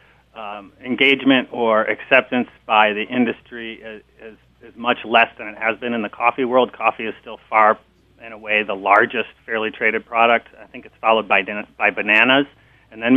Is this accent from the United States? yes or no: yes; Minneapolis, Minnesota, United States; moved away as an adult; also born or lived in Wisconsin / California; I grew up actually in Minneapolis